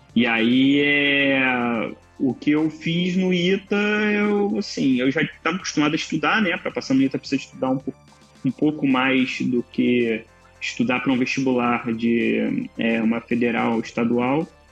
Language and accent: Portuguese; Nova Iguaçu, Rio de Janeiro, Brazil; sou nascido em Nova Iguaçu, que é a Baixada Fluminense aqui do Rio, do estado do Rio